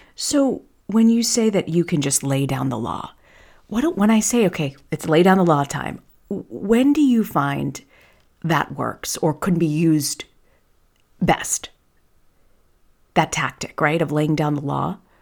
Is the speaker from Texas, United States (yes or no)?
no; Tampa, Florida, United States; a girl who grew up in Tampa